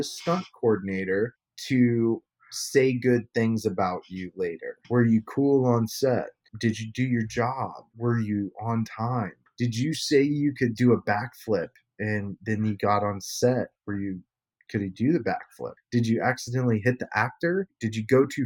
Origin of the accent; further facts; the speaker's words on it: Ohio, United States; moved away as an adult; now in Los Angeles, United States; I grew up in Ohio, so like I didn't exactly grow up on a farm, but you know, a farm was right behind my house.